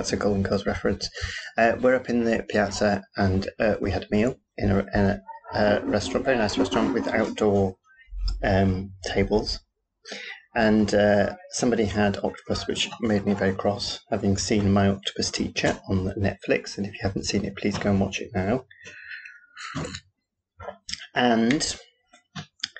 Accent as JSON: {"language": "English", "region": "Yorkshire and the Humber", "country": "United Kingdom", "accent": "Yorkshire", "said": "my Yorkshire accent"}